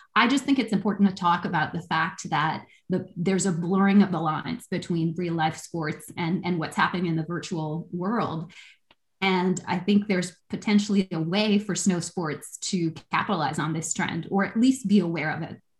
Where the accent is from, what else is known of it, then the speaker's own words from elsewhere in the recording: Canada; I'm a Canadian